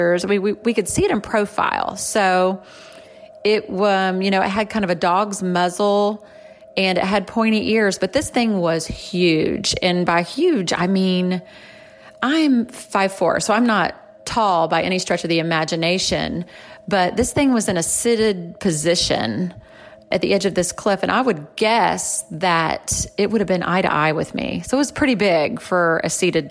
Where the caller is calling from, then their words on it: Florida, United States; I am calling you from Florida